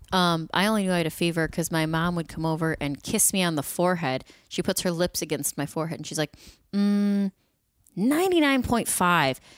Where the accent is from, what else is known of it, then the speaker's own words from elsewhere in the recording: Midwest, United States; I'm from the Midwest.